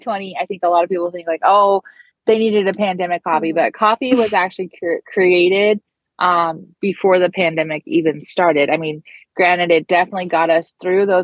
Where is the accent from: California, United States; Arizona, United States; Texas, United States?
Arizona, United States; also born or lived in North Carolina; now in South Carolina, United States; I am like a proxy North Carolina native. I grew up in Arizona